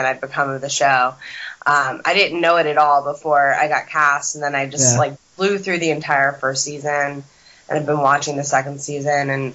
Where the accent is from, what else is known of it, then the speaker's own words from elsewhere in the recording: Voorhees, New Jersey, United States; now in Los Angeles, United States; I'm from Voorhees, New Jersey, which is right next to Cherry Hill, 20 minutes outside of Philadelphia.